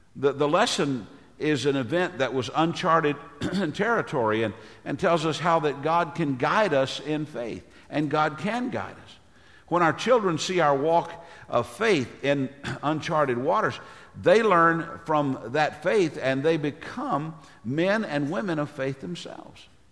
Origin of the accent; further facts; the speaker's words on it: Tennessee, United States; my home state of Tennessee